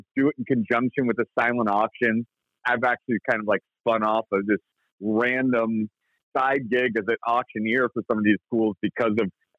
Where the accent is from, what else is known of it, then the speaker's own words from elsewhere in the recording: Indianapolis, Indiana, United States; I did a lot of my growing up in Indianapolis, Indiana, which is where I live now